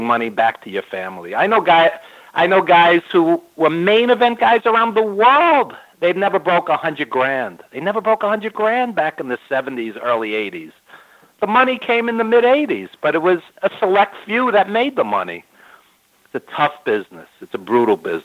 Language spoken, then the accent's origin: English; New York, United States; I've lived in New York my whole life, as you could tell by my accent